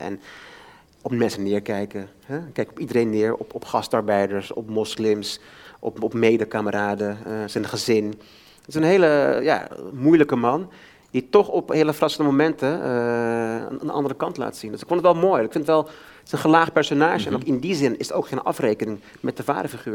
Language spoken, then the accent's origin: Dutch; Amsterdam, North Holland, Netherlands; Ik ben zelf opgegroeid in de Bijlmer maar ken het door en door